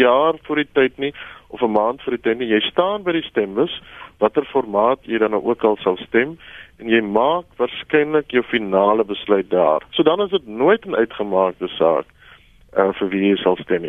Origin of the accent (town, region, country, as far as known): South Africa